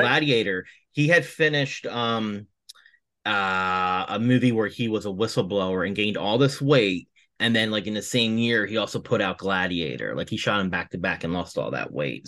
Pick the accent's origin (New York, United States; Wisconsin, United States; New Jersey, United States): New Jersey, United States; Atlantic City; I'm originally from the Atlantic City area